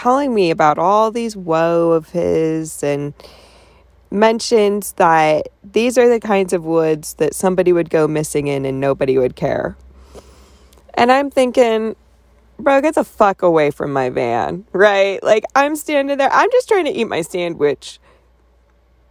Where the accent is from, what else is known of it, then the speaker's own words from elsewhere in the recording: Colorado, United States; I was born in Colorado.